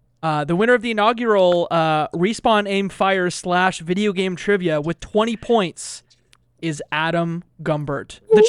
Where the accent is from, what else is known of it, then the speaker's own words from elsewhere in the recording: Canada; I'm Canadian.